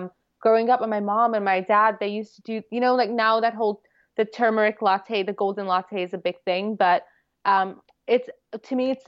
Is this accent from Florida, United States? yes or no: no; New York City, New York, United States; I grew up here